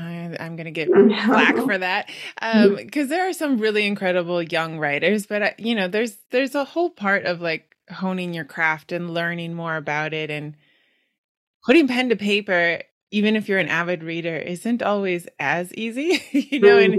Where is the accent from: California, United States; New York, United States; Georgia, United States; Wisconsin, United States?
Wisconsin, United States; also born or lived in Europe; now in East Coast, United States; I'm on the East Coast now, but I grew up in Wisconsin